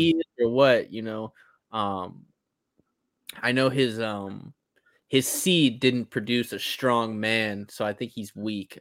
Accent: East Coast, United States; moved away as an adult; I grew up on the East Coast

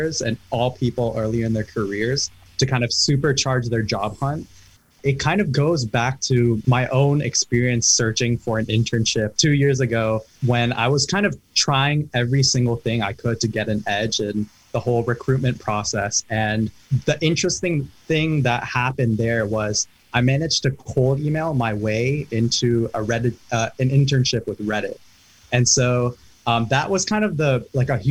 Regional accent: Herndon, Virginia, United States; both Sana and I are from Northern Virginia, from Herndon

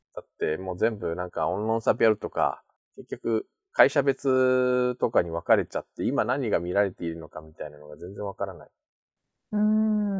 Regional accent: Japan; also born or lived in South Korea; 日本生まれ、去年9月まで韓国に住んでおりました日本人

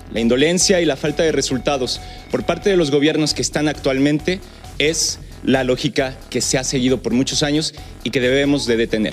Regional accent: Lagos de Moreno, Jalisco, Mexico; quienes somos de Lagos de Moreno. Aquí viven nuestras familias

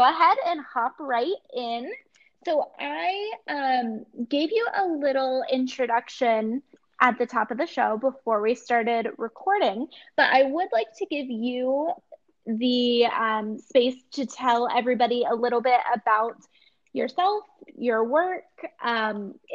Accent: Ohio, United States; I am from Ohio, and I went to Ohio State.

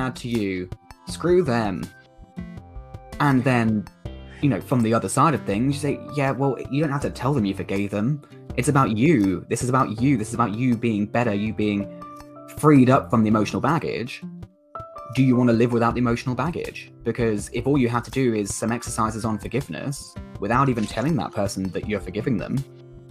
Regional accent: United Kingdom; accent: southern; Me with my southern accent

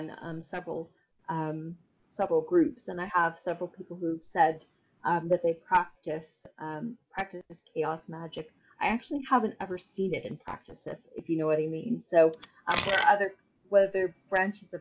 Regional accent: Northern Kentucky, United States; moved away as an adult; now in North Wales, United Kingdom; ways into spirituality that weren't offered to me growing up in Kentucky

